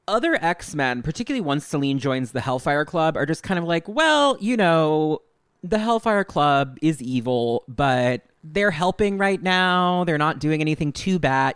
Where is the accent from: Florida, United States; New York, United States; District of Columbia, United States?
New York, United States; as a New Yorker